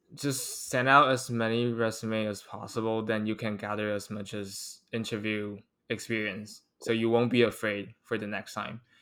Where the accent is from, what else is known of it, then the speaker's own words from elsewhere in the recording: Taiwan; English is a second language; we grew up in Taiwan, which we only exposed to mainly American accents